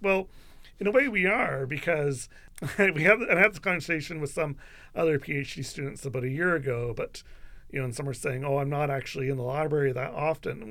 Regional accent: London, Ontario, Canada; I'm from London, I'm a Western graduate

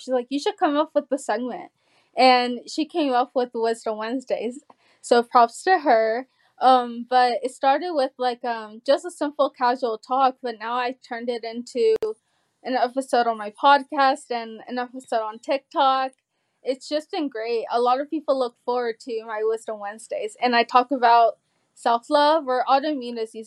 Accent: Georgia, United States; also born or lived in California; we moved from California at eight. And I remember we went to a lake here in Georgia

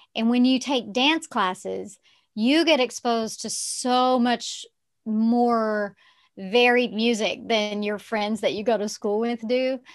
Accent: Texarkana, United States; accent: Southern; also born or lived in Arkansas; I grew up in the South, in Texarkana, which is on the border of Texas and Arkansas

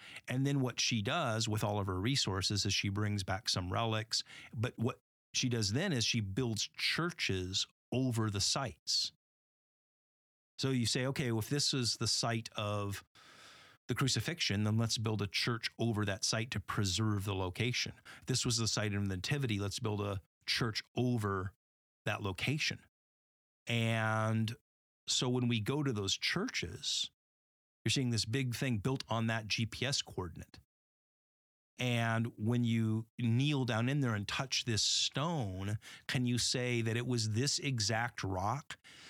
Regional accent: Southwest, United States; I grew up in the Southwest U.S., and so, you know, I'm familiar with the Sierra Mountains and the Pacific Ocean and Death Valley, and so Yosemite Valley.

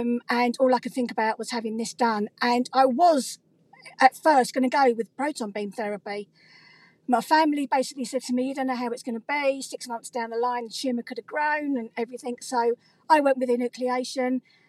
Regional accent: Southend-on-Sea, East of England, United Kingdom; As you can tell, I'm not American. I'm from the UK, from a place called Southend in Essex.

